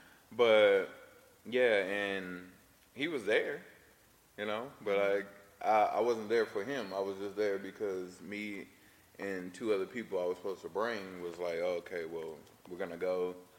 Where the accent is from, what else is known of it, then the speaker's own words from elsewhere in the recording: Dallas, Texas, United States; I grew up in Oak Cliff in the middle of Dallas, so it's kind of like around a lot of people anyway.